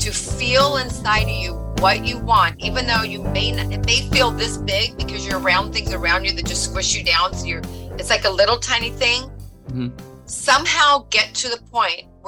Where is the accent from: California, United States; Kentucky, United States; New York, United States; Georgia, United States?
California, United States; Long Beach; also born or lived in Oregon; I'm originally from Long Beach, California, which I'm here again right now as of last year